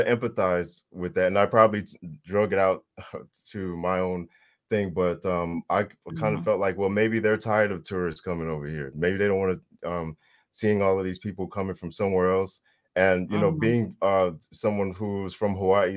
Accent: Samoa; I'm from Samoa

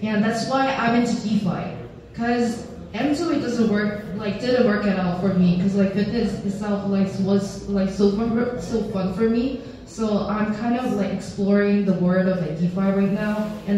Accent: South Korea; I'm 100% Korean, I'm born and raised in South Korea.

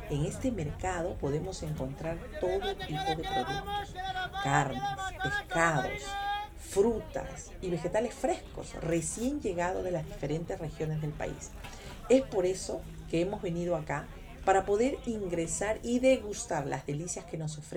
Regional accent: Peru

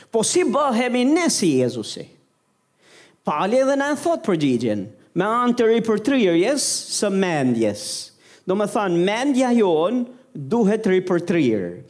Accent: Albania; Unë e mora vesh si shqiptar

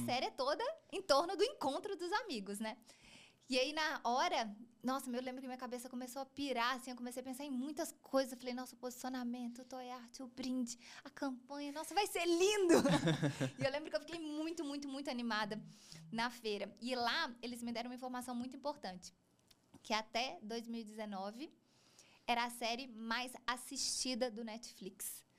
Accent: Juiz de Fora, Minas Gerais, Brazil; Eu sou de Juiz de Fora, Minas Gerais, uma cidade relativamente pequena.

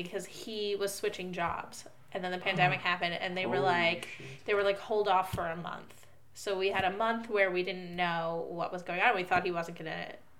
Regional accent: New Jersey, United States; now in Israel; The New York area. I grew up in New Jersey.

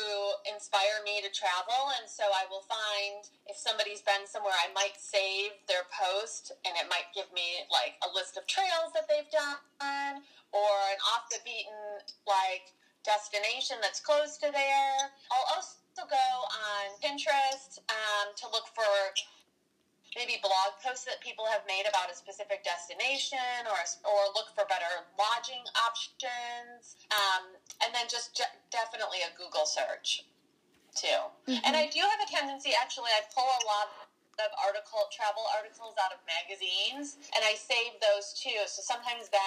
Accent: Wisconsin, United States; now in California, United States; After growing up in Wisconsin

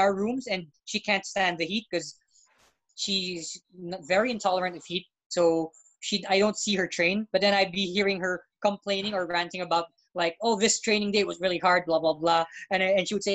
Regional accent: Philippines; first language English; I'm Filipino, and when they find out I'm born and raised here, and then I always have to say that, yeah, I actually learned English first

